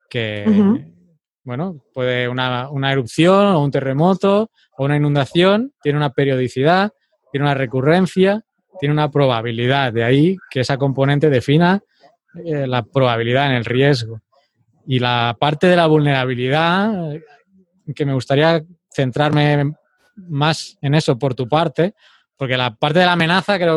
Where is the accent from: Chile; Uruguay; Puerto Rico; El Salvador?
El Salvador; yo también soy salvadoreño, tengo mi mm. nacionalidad.